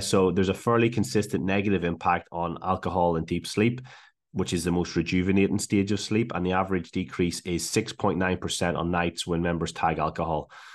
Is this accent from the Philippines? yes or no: no; Ireland; moved away as an adult; also born or lived in Liverpool / Glasgow; now in Australia; originally from Ireland, moved to Liverpool for uni.